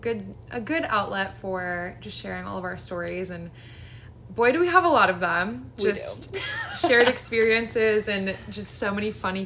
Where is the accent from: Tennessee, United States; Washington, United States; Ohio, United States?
Ohio, United States; Columbus; I was born and raised in Columbus, Ohio, where I still am today